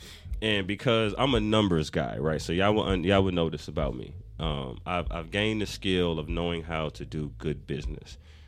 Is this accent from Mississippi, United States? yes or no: no; New York, United States; moved away as an adult; now in Atlanta, United States; I'm from Harlem.